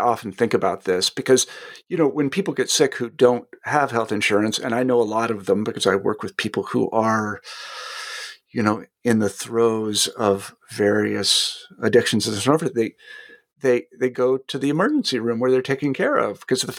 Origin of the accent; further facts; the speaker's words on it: Kansas, United States; I mean, it's funny you mentioned this because I'm from Kansas originally, so I follow what goes on in Kansas.